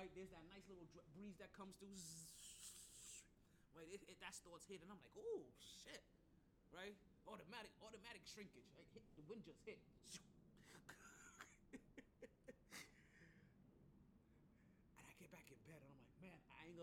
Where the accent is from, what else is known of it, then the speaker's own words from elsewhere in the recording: New York, United States; also born or lived in Jamaica; now in Florida, United States; as a New Yorker, right, even though I live in Florida